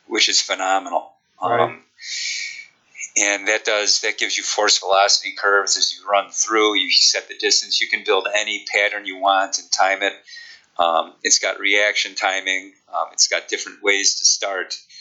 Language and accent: English; Chicago, Illinois, United States; accent: Chicago; my Chicago accent